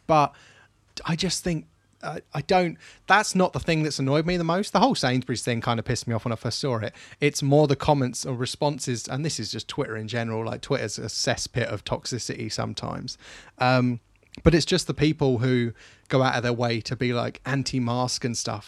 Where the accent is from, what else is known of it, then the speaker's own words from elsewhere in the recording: England, United Kingdom; I love being English, I love being British